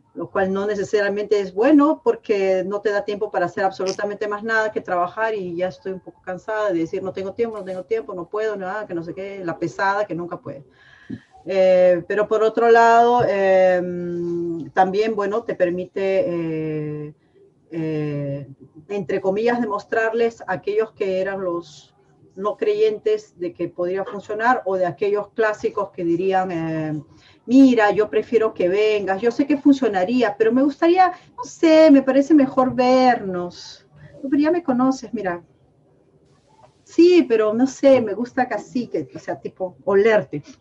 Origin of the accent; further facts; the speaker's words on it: Peru; soy peruana y soy cevichera